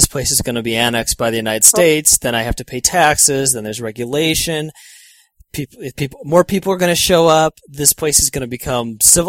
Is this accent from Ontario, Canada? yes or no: yes; Toronto, Ontario, Canada; moved away; Etobicoke, Ontario.